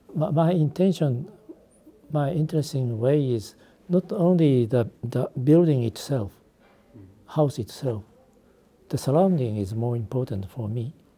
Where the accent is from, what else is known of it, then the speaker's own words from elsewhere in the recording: Japan; English is a second language; also born or lived in Beijing, China; I was born in Beijing, the, the Japan's colonialism. I was uh, three years old. I came back from China to Japan